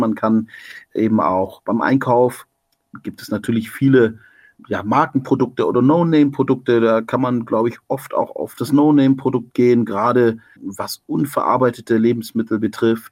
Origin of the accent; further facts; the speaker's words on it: Stuttgart, Baden-Württemberg, Germany; Ich bin ja da in Stuttgart aufgewachsen